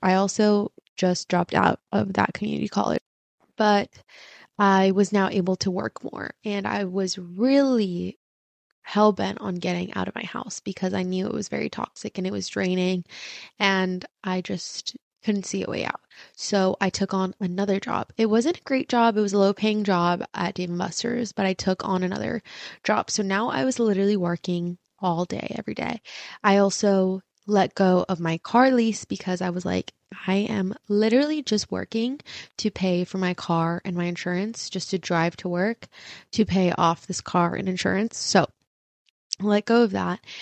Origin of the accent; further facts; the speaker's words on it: Irvine, California, United States; first language Spanish; English is a second language; growing up in Irvine